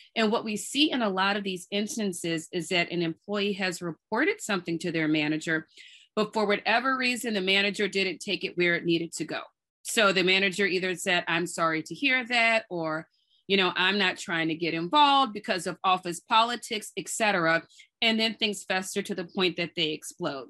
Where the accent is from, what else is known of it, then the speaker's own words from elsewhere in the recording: New Orleans, Louisiana, United States; also born or lived in Durham, North Carolina / Nashville, Tennessee; now in Brooklyn, United States; I grew up in New Orleans and I live in Brooklyn with my husband and two little kids